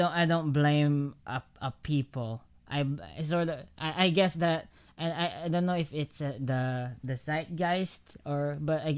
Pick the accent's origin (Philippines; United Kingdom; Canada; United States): Philippines; as a Filipino